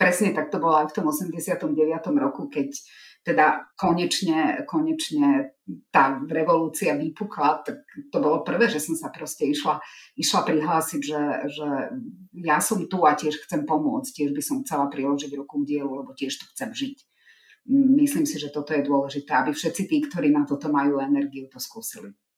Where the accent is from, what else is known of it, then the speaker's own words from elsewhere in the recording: Slovakia; Ja sama som z mesta, kde je veľmi výrazná rómska menšina